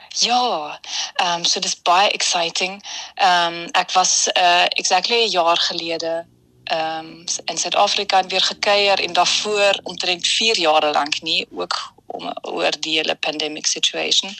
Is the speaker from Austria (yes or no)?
yes; Vienna, Austria; Ek is hier gebore in Wenen